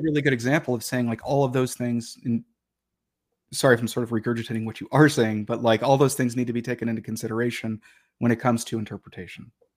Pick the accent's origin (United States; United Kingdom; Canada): United States; Detroit, Michigan; moved away; I grew up in Detroit. and, uh, in the city of Detroit